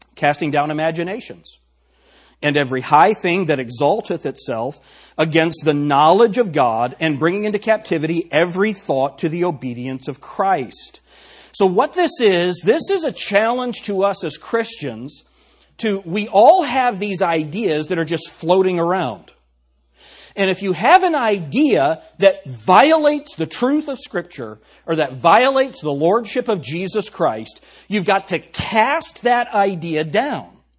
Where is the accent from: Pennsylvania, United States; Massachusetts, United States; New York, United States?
New York, United States; accent: New York; My New York accent